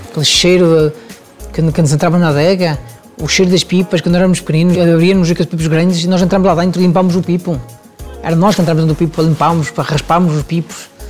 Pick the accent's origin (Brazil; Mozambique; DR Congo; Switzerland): Switzerland; now in Portugal; Eu venho da, venho da Suíça ainda muito jovem. Chego a Portugal, começo a minha carreira em hotéis três estrelas